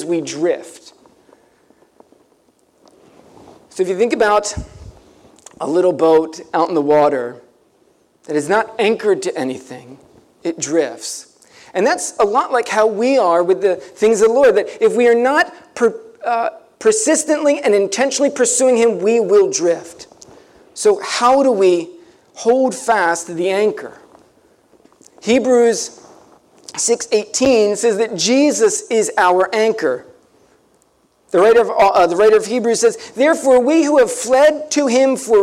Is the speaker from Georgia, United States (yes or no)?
no; Ocean City, New Jersey, United States; I grew up down near Ocean City.